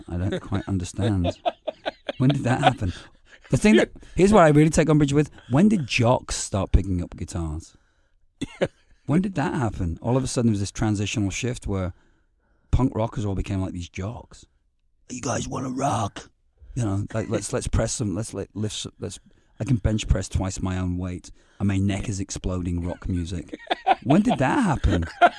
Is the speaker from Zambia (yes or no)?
no; Liverpool, North West England, United Kingdom; also born or lived in Glasgow, Scotland / Hamilton; I grew up in Liverpool and Glasgow and Hamilton. It's a steel city.